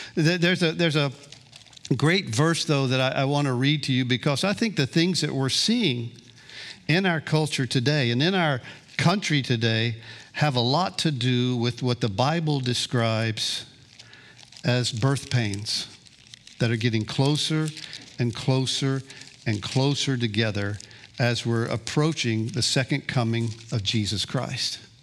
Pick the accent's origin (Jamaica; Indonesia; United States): United States; Gulf Coast, Florida; also born or lived in Kansas City, Missouri; I grew up on the Gulf Coast here, dropped out of high school at sixteen